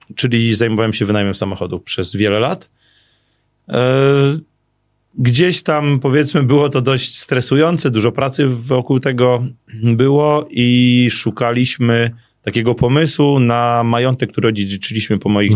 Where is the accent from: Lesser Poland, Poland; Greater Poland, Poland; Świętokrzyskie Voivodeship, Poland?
Lesser Poland, Poland; Ziewanice; ja się wychowałem na Ziewanicach